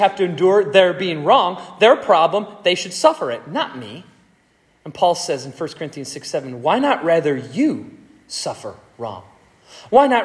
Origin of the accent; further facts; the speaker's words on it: United States; we are free Americans